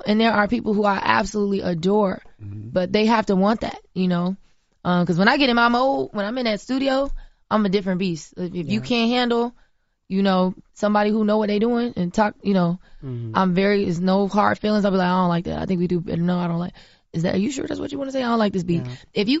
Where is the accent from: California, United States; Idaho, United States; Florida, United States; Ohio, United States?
Florida, United States; I'm from Florida, from the South, grew up on a farm. I know what that feel like and what that look like.